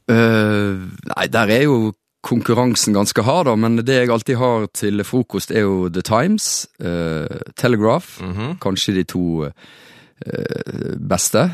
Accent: Florø, Vestland, Norway; min hjemby Florø

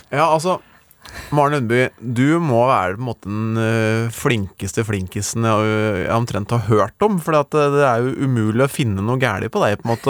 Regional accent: Gjøvik, Innlandet, Norway; jeg er jo fra Gjøvik

